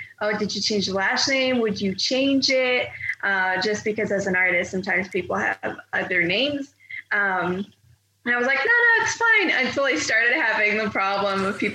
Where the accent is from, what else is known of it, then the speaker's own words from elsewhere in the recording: Quebec, Canada; I was raised in Quebec, so yes, naturally I tend to prefer speaking in a normal conversation in French